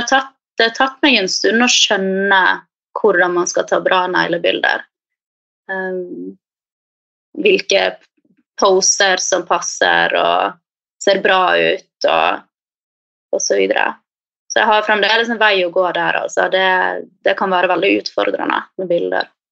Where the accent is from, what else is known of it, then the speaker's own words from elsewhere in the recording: Bergen, Vestland, Norway; moved away as an adult; now in Oslo, Norway; jeg kommer opprinnelig fra Bergen, men har bodd i Oslo nå de siste fem